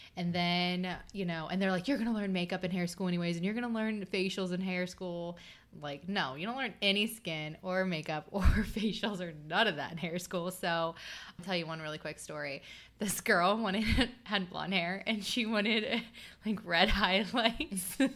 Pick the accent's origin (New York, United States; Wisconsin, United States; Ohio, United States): Ohio, United States; Chillicothe; I grew up in Southern Ohio, um, around the Chillicothe area